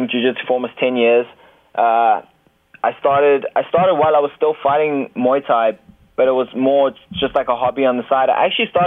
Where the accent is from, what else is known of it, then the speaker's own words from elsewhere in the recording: Cape Town, Western Cape, South Africa; also born or lived in Thailand / Johannesburg; I was actually living in Cape Town. I'm actually originally from Cape Town